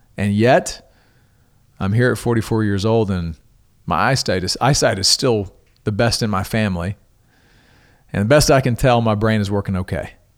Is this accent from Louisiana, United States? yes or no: yes; Coushatta, Louisiana, United States; my hometown of Cashata, Louisiana